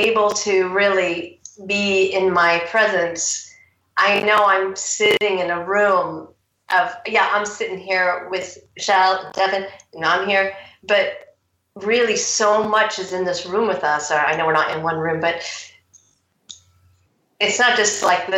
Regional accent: United States; moved away as an adult; also born or lived in Seattle; now in Surrey, United Kingdom; I'm American

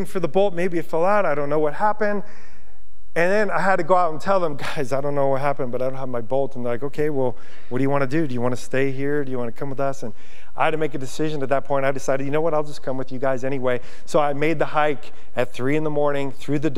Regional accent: Yonkers, New York, United States; moved away as an adult; now in Montana, United States; being from New York, I grew up in Yonkers. I grew up on pavement

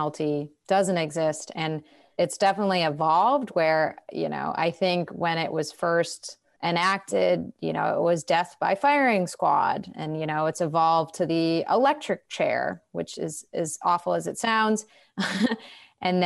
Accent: Massachusetts, United States; I come from Massachusetts, which is a blue state

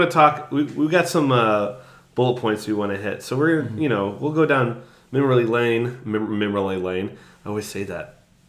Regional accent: Jefferson City, Missouri, United States; moved away; Back home, because I lived in the capital city of Missouri, Jefferson City

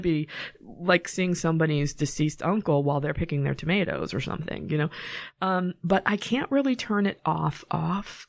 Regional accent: Norwood, Massachusetts, United States; moved away as an adult; also born or lived in California; I actually grew up in Norwood, and you can tell that I'm from Norwood because I say Norwood.

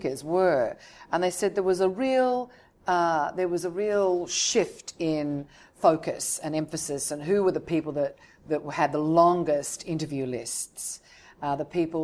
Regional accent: Sydney, New South Wales, Australia; moved away as an adult; also born or lived in London; now in Hong Kong; I was born in Australia, yes, in Sydney, and then I expelled myself to London

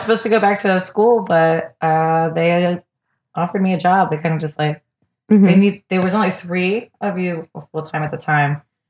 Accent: Virginia, United States; moved away; also born or lived in Tennessee; Born in Tennessee, raised in Virginia.

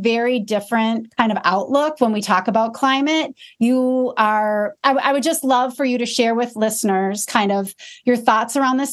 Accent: Midwest, United States; as a Midwesterner and not living in, I mean, we're an agricultural state

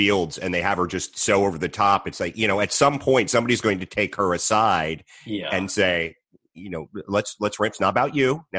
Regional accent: Arlington, Virginia, United States; moved away as an adult; also born or lived in Washington, D.C. area / Florida; Arlington, Virginia. I'm from the Washington, D.C. area.

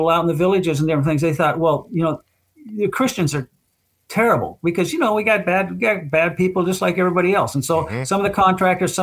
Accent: United States; me being an American

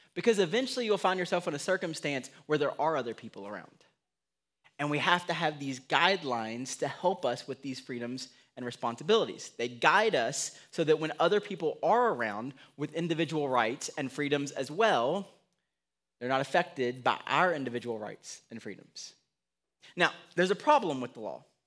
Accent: United States; I'm an American

